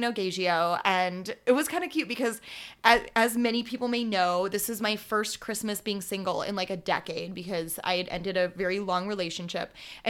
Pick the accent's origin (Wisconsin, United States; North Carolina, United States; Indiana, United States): Wisconsin, United States; now in Phoenix, United States; I'm from Wisconsin originally.